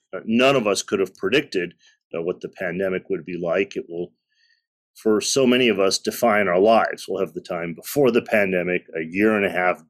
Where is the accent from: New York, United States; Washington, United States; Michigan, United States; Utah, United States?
Michigan, United States; Detroit; I was born in the United States. My parents came in the early 1960s. So I'm a child of the 70s from the Midwest, the Motor City.